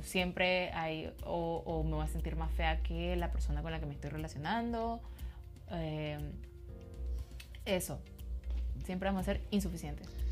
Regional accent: Nicaragua; como centroamericanas, como nicaragüenses

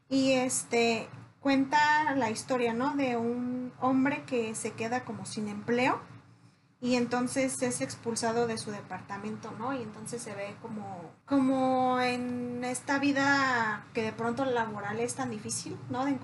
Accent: Mexico; No, excuse me, somos mexicanos.

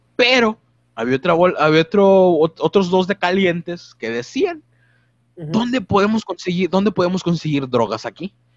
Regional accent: Mexico; como buen mexicano

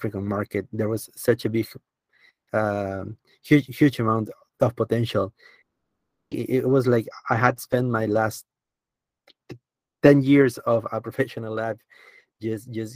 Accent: Peru; moved away; I started working in my home country, Peru

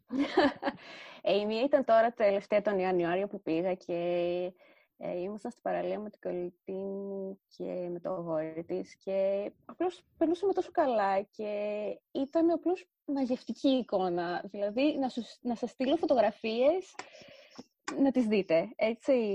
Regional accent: Thessaloniki, Central Macedonia, Greece; also born or lived in Rethymno (ancestry); η πόλη μου να είναι ανοιχτή προς άτομα LGBTQIA

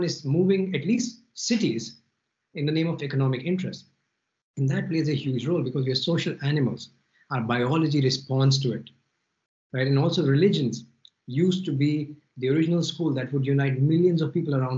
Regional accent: Delhi, India; moved away as an adult; also born or lived in Philippines / Malaysia / Paris; now in Spain; I grew up in Delhi. I lived in a few cities in India. Then I lived in Philippines and Malaysia, then Paris, now in Spain

